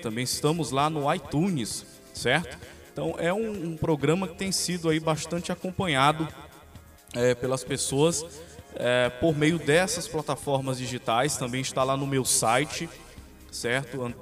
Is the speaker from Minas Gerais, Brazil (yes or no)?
no; Capanema, Pará, Brazil; sou aqui de Capanema